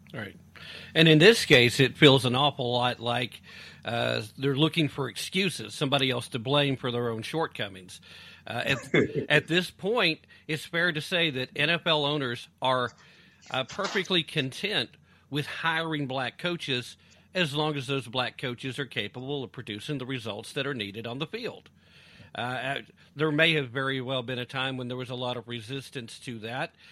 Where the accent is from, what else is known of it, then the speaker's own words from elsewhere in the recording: United States; as an American who's a freedom loving American who loves the Constitution